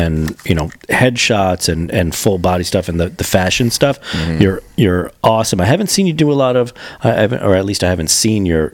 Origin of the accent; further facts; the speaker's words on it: New York City, New York, United States; moved away as an adult; now in Rochester, United States; I'm from Queens